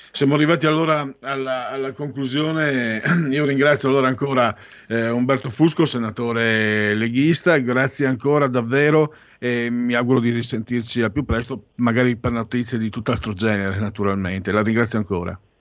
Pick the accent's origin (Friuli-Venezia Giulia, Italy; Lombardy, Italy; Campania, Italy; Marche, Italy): Friuli-Venezia Giulia, Italy; vengo dalla provincia del Friuli